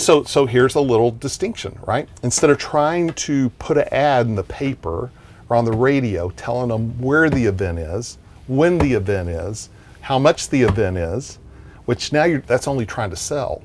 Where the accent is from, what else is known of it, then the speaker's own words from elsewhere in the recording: Texas, United States; I'm from Texas